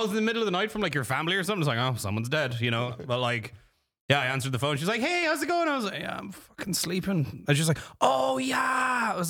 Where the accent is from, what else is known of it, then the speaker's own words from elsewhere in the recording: Ireland; moved away as an adult; now in United States; I'm from Ireland.